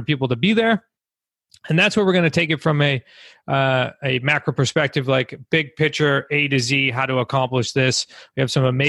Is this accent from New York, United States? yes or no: no; Massachusetts, United States; We're from New England. I'm originally from Mass, along with my family as well.